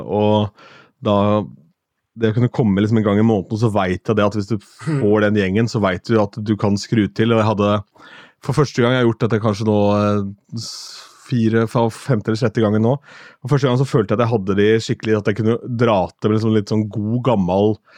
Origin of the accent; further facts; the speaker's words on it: Askim, Østfold, Norway; moved away; Jeg har vært hjemme i Askim